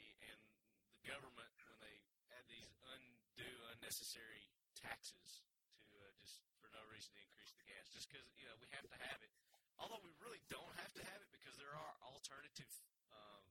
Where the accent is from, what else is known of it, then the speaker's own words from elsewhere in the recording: the South, United States; accent: southern; that's my southern accent